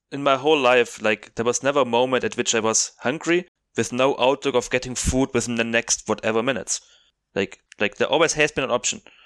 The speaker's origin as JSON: {"language": "English", "region": "South Germany", "country": "Germany", "second_language": "English", "moved": "as an adult", "lives_now": "Cape Town, South Africa", "said": "I'm from South Germany, I studied in North Germany"}